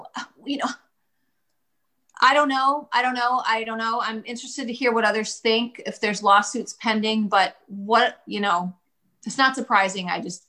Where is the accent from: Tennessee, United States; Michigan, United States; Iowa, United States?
Michigan, United States; my home state of Michigan